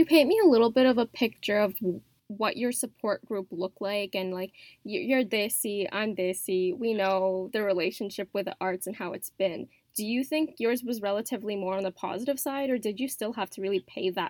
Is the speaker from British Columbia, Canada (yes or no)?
no; Mississauga, Ontario, Canada; I'm from Mississauga.